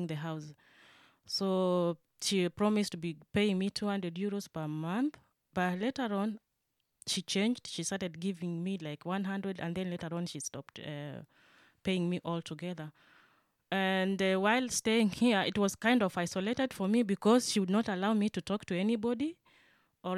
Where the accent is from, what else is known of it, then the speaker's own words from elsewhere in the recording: Kenya; moved away as an adult; now in Germany; I am from Kenya. I have been in Germany for the last 3 years.